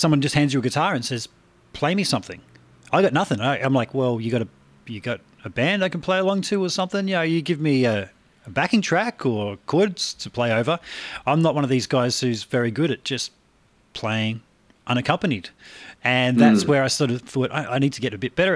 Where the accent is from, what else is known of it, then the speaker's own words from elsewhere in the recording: Australia; growing up in Australia over here